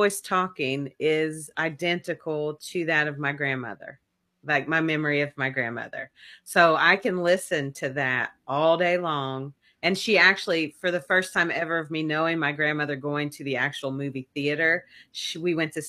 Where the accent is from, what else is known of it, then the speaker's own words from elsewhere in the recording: Kentucky, United States; accent: Southern; also born or lived in Las Vegas, Nevada; because I am from Kentucky and I grew up on the Kentucky music highway